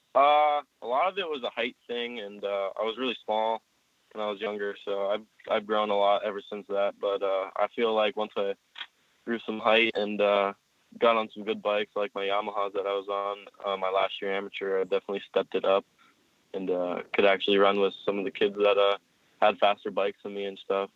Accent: Pennsylvania, United States; I was born in PA, so I've been living there my whole life, basically

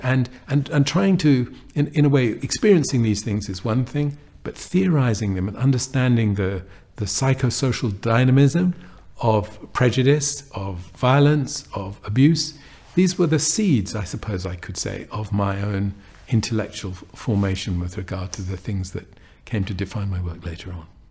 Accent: London, United Kingdom; I grew up in an area of North London

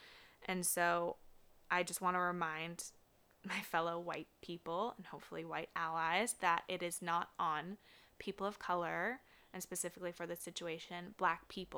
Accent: Des Moines, Iowa, United States; my hometown of Des Moines

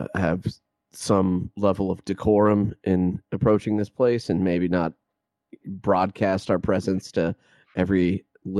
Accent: Georgia, United States; growing up in Georgia

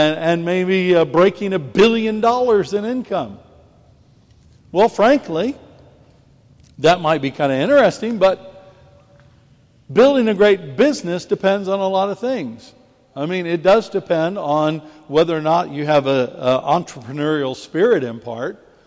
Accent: United States; now in England, United Kingdom; as an American living in England

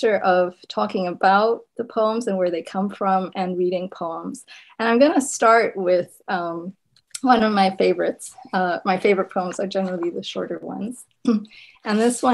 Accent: Zimbabwe; first language Shona; English is a second language; moved away as an adult; now in United States; my first language had been Shona, growing up in Zimbabwe

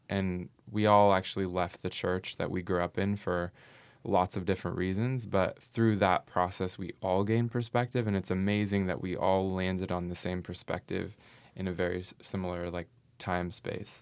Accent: Northern California, United States; moved away as an adult; now in Portland, United States; I am from Northern California

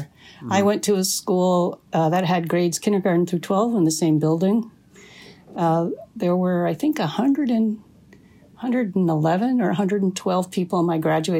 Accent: Houghton, Michigan, United States; I grew up on the Keweenaw Peninsula, which juts up. You know, if you look at Lake Superior, it looks like the head of a wolf. And so where I grew up was right in the mouth of the wolf, in Houghton, Michigan

